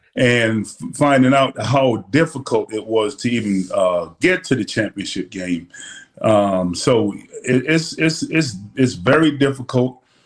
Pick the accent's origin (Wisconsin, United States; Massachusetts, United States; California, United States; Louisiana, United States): Massachusetts, United States; Boston; also born or lived in Jamaica; growing up in Boston